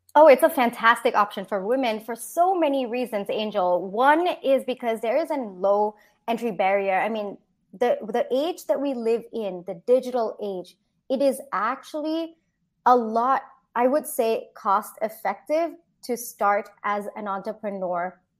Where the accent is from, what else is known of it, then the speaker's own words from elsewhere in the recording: Singapore; moved away as an adult; also born or lived in India; now in United States; I grew up in Singapore, and then I did my engineering in India